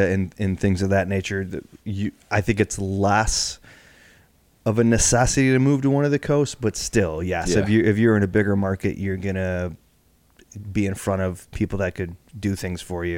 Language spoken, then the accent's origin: English; Whitehall, Michigan, United States; also born or lived in Grand Rapids, Michigan; I grew up in Whitehall and then graduated from high school